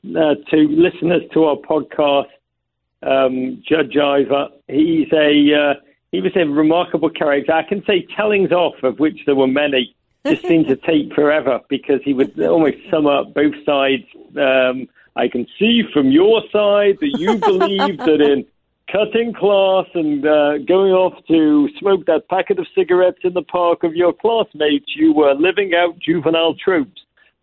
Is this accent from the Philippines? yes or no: no; Liverpool, North West England, United Kingdom; now in United States; But I am a born and bred in Liverpool gentleman.